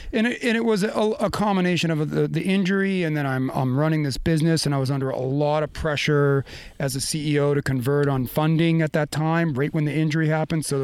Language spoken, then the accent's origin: English; Maine, United States; moved away; we grew up in Maine, and my family deep skiing roots